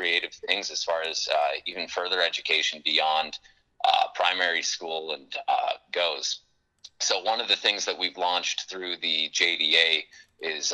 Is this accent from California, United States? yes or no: no; Watford City, North Dakota, United States; moved away as an adult; also born or lived in Denver; I'm from Watford City originally. I grew up here.